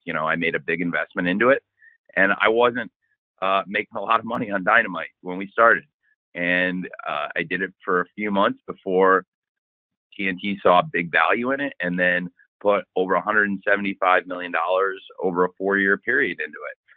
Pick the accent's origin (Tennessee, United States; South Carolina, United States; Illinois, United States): Illinois, United States; moved away; also born or lived in Florida; I'm back home where I grew up in Illinois